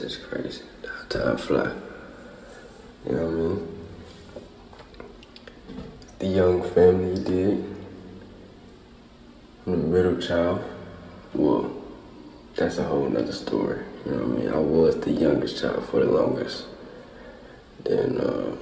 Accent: Houston, Texas, United States; also born or lived in Atlanta; I'm from Houston, Texas. Matter of fact, A-Leaf, Texas, you feel me? You know, born and raised where it's always hot

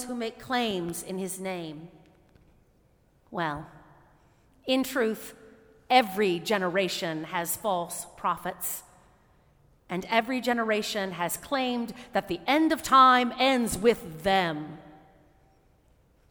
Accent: United States; As American Christians

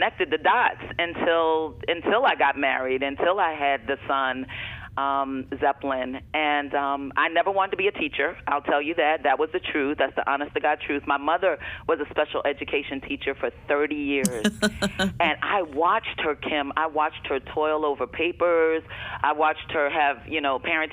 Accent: East Orange, New Jersey, United States; moved away; I'm originally from East Orange, New Jersey

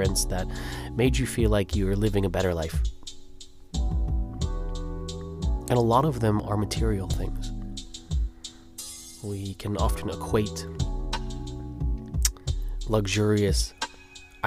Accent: Los Angeles, California, United States; I grew up in Los Angeles

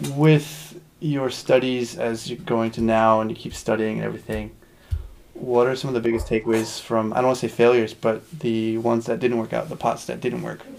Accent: United States; as Americans, as we are, you know, my wife being Japanese

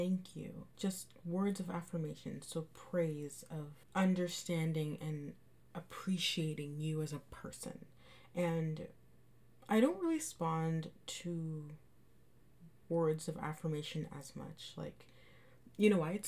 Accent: Canada; I'm from Canada, and right now we're in a lockdown

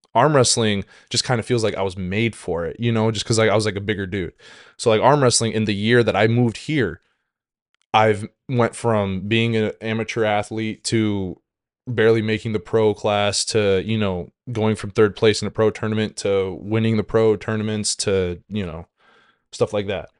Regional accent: Washington, United States; moved away as an adult; also born or lived in Saint Cloud, Minnesota; now in St. Cloud, United States; I'm originally from Washington State

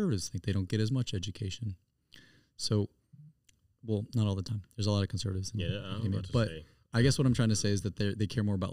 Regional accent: Greenville, South Carolina, United States; I'm from Greenville, South Carolina.

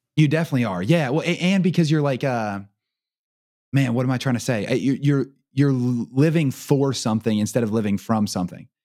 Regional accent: Portsmouth, Ohio, United States; I grew up in Portsmouth, which is two hours up the river from Cincinnati

